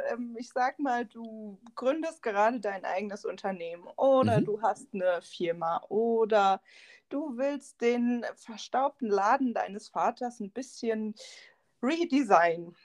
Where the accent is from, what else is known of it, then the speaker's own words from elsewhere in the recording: Siegen, North Rhine-Westphalia, Germany; moved away as an adult; now in Hindelang, Germany; ich bin eigentlich aus Nordrhein-Westfalen, um genau zu sein, aus Siegen